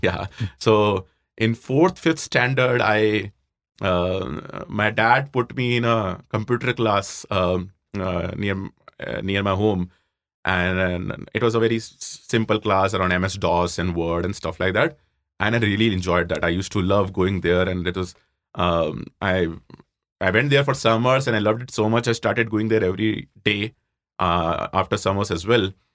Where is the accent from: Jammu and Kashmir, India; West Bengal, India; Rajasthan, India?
Rajasthan, India; Jaipur; moved away as an adult; also born or lived in Roorkee; I grew up in Jaipur, you know, typical middle-class family